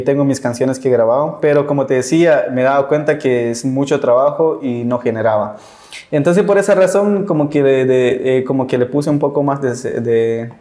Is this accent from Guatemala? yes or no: yes; San Juan La Laguna, Sololá, Guatemala; yo soy de San Juan Laguna